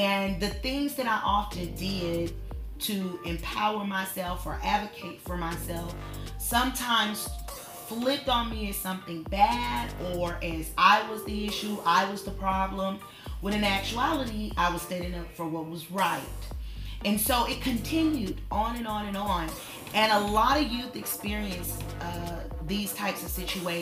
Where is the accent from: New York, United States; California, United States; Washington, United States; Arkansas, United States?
Arkansas, United States; Newport; growing up in Newport, Arkansas, I grew up with three other siblings